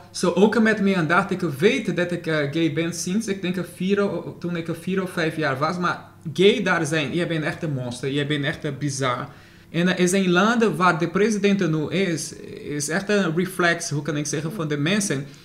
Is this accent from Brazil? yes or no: yes; Brazil; Dutch is a second language; moved away as an adult; now in Netherlands; Ja, ik was in Brazilië geboren. Ik ben, ik ben Nederlandse sinds, eh, Nederlander sinds 2015.